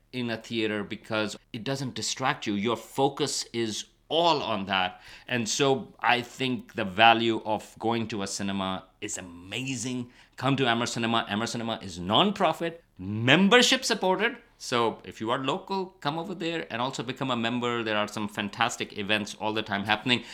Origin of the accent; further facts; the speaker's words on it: Karachi, Sindh, Pakistan; moved away as an adult; now in United States; I grew up in Karachi